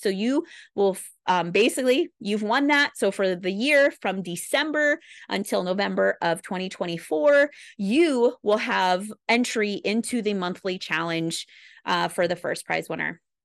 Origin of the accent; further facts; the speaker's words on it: Midwest, United States; I'm a Midwesterner